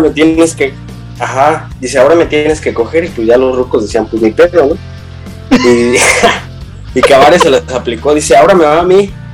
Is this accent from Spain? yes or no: no; Michoacán, Mexico; moved away; allá en mi pueblo de Michoacán